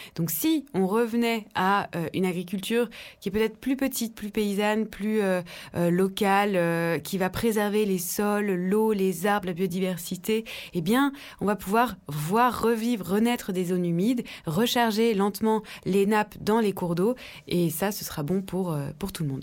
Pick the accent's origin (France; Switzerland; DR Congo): France; Dijon, Bourgogne-Franche-Comté; born or raised there